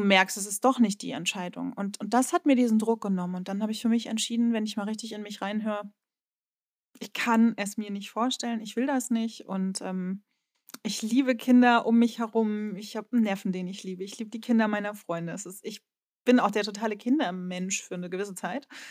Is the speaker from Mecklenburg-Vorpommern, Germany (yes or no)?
yes; Rostock, Mecklenburg-Vorpommern, Germany; accent: Norddeutsche; moved away as an adult; also born or lived in Berlin; meine Heimatstadt Rostock